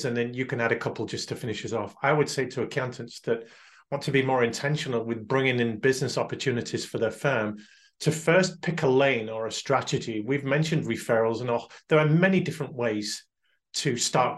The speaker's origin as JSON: {"language": "English", "country": "United Kingdom", "said": "we're uniquely British"}